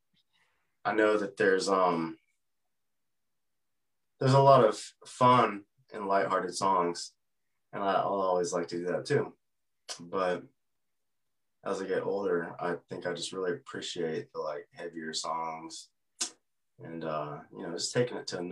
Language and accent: English; Texas, United States; also born or lived in California coast; now in Artesia, New Mexico, United States; I grew up in Texas